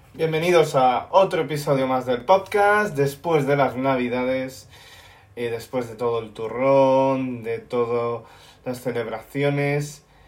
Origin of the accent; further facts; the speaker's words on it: Canary Islands, Spain; soy un canario raro